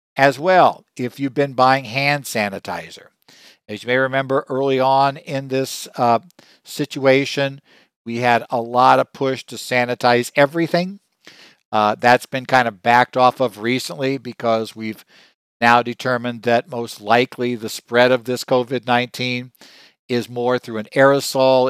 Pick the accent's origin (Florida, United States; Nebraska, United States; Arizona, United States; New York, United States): Arizona, United States; my home state of Arizona